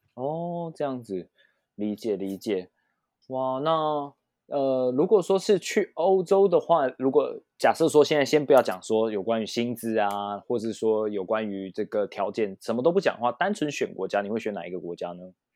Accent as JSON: {"language": "Chinese", "country": "Taiwan", "said": "一样是身为台湾人"}